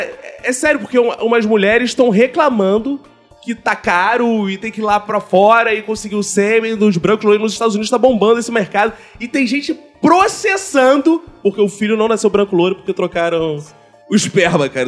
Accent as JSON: {"language": "Portuguese", "country": "Brazil", "said": "a gente é brasileiro"}